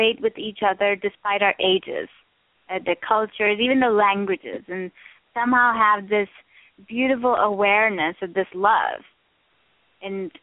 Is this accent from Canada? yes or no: no; India; I grew up in India